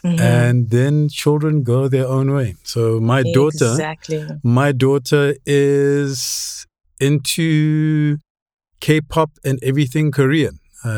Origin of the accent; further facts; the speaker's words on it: Lesotho; also born or lived in Germany; I was born in Germany. And then we moved to East Africa because my father was a lecturer. And my mother died when I was 14 months. And then we moved to Lesotho when I was about, what, 3?